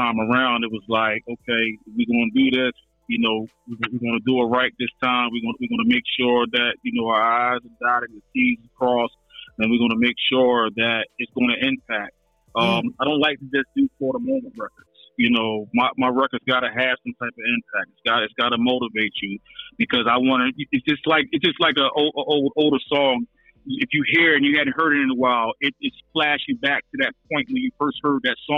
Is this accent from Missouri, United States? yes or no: no; Philadelphia, Pennsylvania, United States; moved away as an adult; now in Atlanta, United States; I'm born and raised in Philadelphia, but I'm in the Atlanta region right now. I've been out here for like 9 years